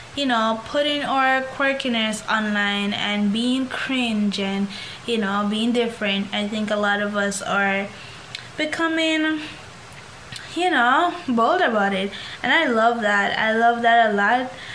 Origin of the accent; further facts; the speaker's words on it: Jamaica; I grew up in Jamaica